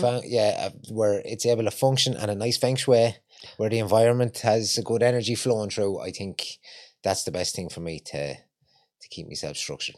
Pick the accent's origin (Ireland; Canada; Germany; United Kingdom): Ireland; Longford, Leinster; moved away as an adult; also born or lived in Ballymun, Dublin; now in Dublin, Ireland; I haven't got a Dublin accent, I'm from Longford.